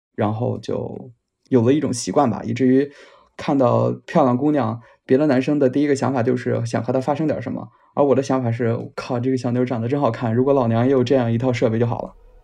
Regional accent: northern China, China; moved away as an adult; 我来自一个北方城市，今年二十八了，然后在国外留学了很多年

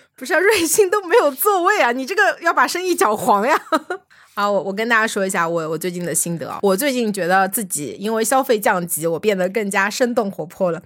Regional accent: Shanghai, China; 作为上海人

